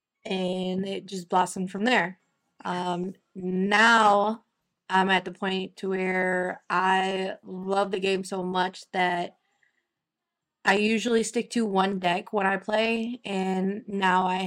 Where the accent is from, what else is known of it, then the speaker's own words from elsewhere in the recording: Toledo, Ohio, United States; I'm from Toledo, Ohio